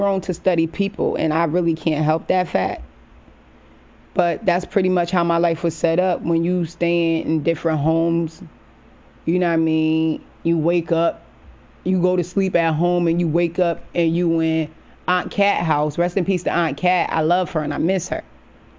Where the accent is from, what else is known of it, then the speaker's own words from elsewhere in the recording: New Haven, Connecticut, United States; my hometown, the 203 New Haven, Connecticut